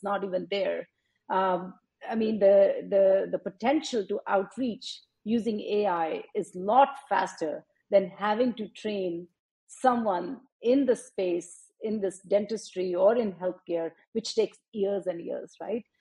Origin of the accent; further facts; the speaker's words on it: Faridabad, Haryana, India; moved away as an adult; also born or lived in Chennai, India; now in United States; I grew up in India, um, a town outside New Delhi, Faridabad